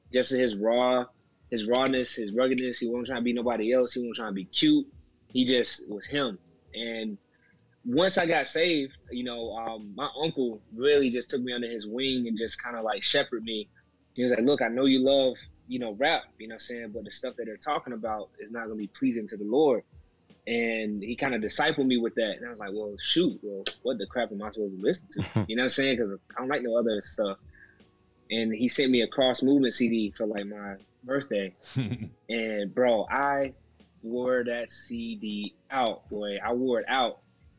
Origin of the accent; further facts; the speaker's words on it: North Carolina, United States; also born or lived in Florida; Yeah, so I was born in North Carolina. I was raised there with my mom and my grandma. Pretty much from first grade up until like eighth grade.